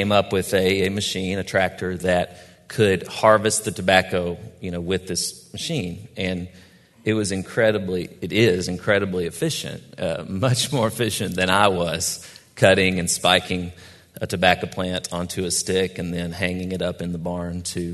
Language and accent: English; Cross Plains, Tennessee, United States; I grew up in Robertson County, Tennessee, Cross Plains, the town